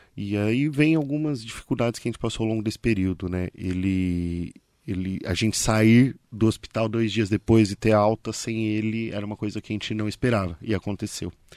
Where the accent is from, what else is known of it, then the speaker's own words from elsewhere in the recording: Ferraz de Vasconcelos, São Paulo, Brazil; also born or lived in Arujá; Nasci, sou criado em Ferraz